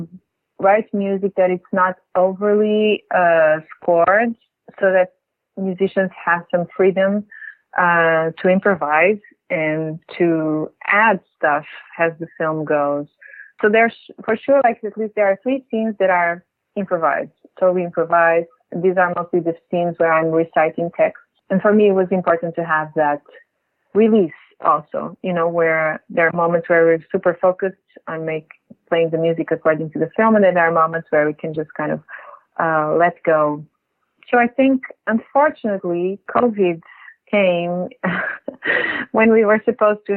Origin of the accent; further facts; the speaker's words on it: Lisbon, Portugal; now in New York, United States; I'm from Lisbon